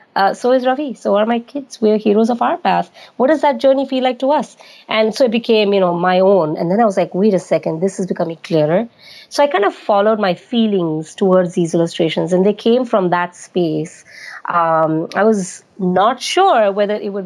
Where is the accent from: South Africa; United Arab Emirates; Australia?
United Arab Emirates; also born or lived in Bombay, India; now in United States; I was raised in United Arab Emirates, which is a tiny little country in the Saudi Arabian Peninsula